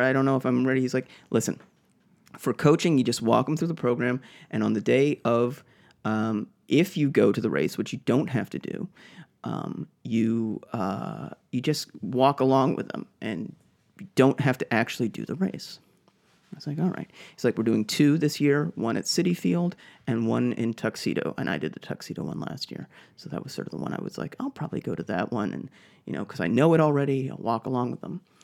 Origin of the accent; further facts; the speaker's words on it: Boston, Massachusetts, United States; moved away; I'm from Boston